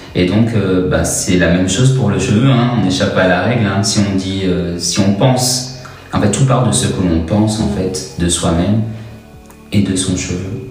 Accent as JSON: {"language": "French", "country": "Martinique", "moved": "yes", "lives_now": "Montpellier, France", "said": "je viens de Martinique"}